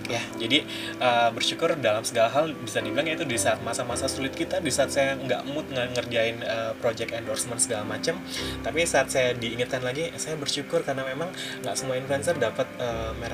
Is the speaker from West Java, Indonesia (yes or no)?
yes; Cirebon, West Java, Indonesia; kan sama asalnya saya dari Cirebon